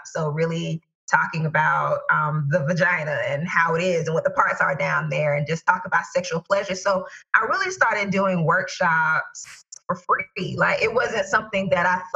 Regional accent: Tallahassee, Florida, United States; my hometown of Tallahassee, Florida

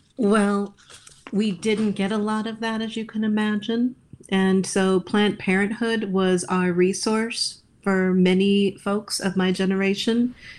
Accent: Iowa, United States; growing up in Iowa in a Roman Catholic setting

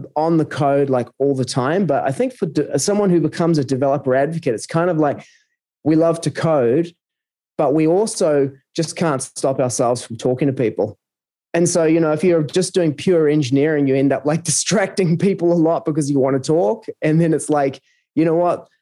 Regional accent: New Zealand; moved away; also born or lived in South America / Australia; I'm originally from New Zealand, um, lived in various places around the world, uh, South America for a few years and uh, Australia for nearly a couple of decades

